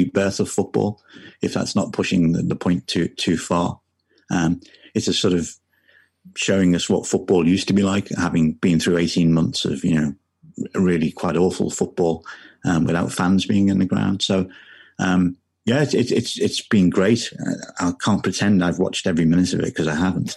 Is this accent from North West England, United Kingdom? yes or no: yes; Liverpool, North West England, United Kingdom; I'm from Liverpool.